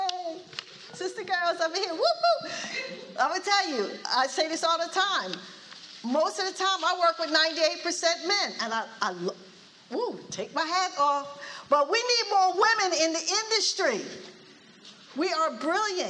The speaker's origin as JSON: {"language": "English", "town": "Philadelphia", "region": "Pennsylvania", "country": "United States", "said": "I'm from Philly"}